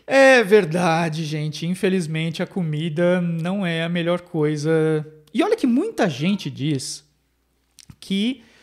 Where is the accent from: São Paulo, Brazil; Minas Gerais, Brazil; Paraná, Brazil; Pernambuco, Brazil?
São Paulo, Brazil; now in Montreal, Canada; eu que sou de São Paulo